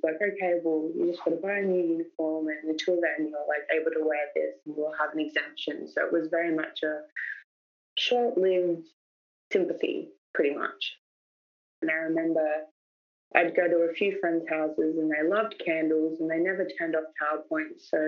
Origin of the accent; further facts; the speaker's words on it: New South Wales, Australia; born there; now in Melbourne, Australia; I was born in New South Wales.